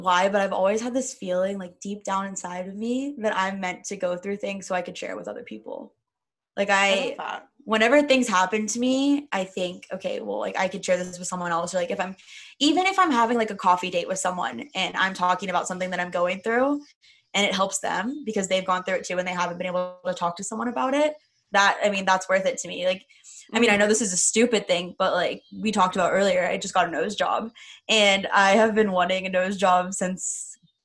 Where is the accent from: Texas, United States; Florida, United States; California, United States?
Texas, United States; I grew up in Texas